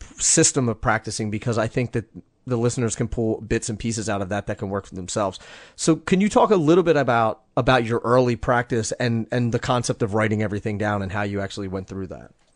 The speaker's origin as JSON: {"language": "English", "country": "United States", "said": "I'm from the States"}